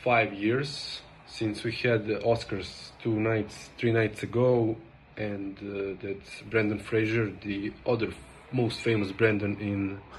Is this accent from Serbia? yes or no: yes; Serbia; accent: Russian; English is a second language; pardon my Russian accent, I am from Serbia